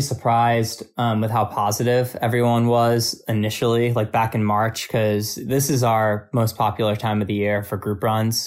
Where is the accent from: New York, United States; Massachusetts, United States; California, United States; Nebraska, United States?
New York, United States; Albany; moved away; my hometown running store in Albany, New York